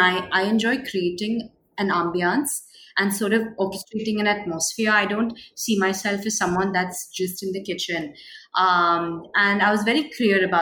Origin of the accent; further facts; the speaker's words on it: Mumbai, Maharashtra, India; I was born and raised in Mumbai.